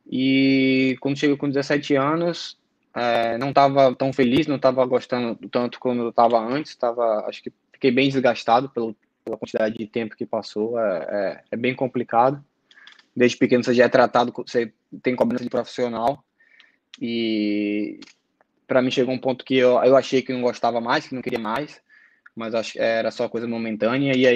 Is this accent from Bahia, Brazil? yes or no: yes; Salvador, Bahia, Brazil; sou de Salvador. Sempre morei lá a minha vida toda.